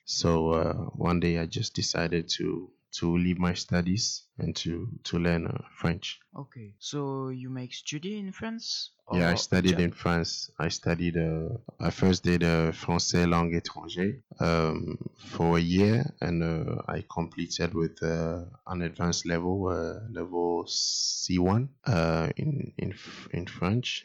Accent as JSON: {"language": "English", "country": "Ghana", "said": "I'm from Ghana, a country in West Africa"}